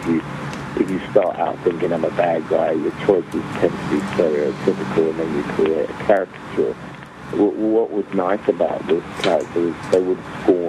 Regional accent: England, United Kingdom; accent: global; moved away as an adult; also born or lived in Nigeria; now in United States; I am African origin, but my accent is, I was born and raised in England and live in America, so my accent is global.

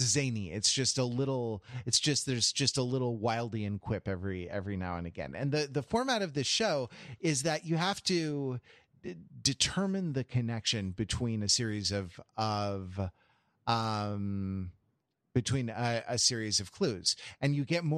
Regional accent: United States; as an American

